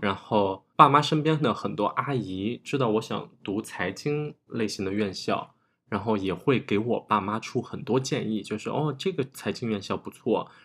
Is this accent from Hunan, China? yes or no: yes; small county town in Hunan, China; moved away as an adult; also born or lived in Beijing; 我是来自湖南小县城的一个考生，我上的是一个北京的二本